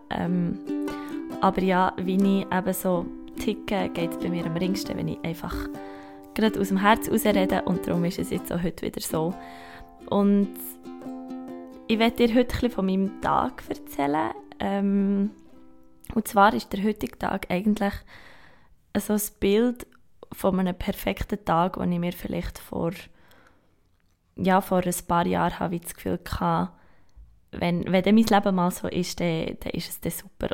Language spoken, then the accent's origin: German; Gstaad, Bern, Switzerland; now in Bern, Switzerland; Ich bin ein Bergkind, ich komme aus, aus dem Sahnenland, aus Gstaad